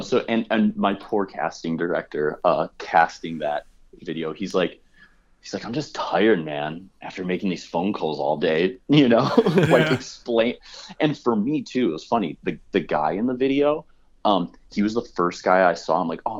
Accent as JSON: {"language": "English", "region": "Midwest", "country": "United States", "said": "I'm like starting every conversation with like, I'm a guy from the Midwest."}